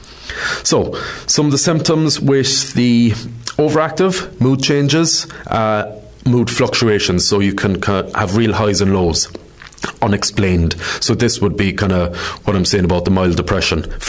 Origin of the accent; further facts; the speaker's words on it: Ireland; we're Irish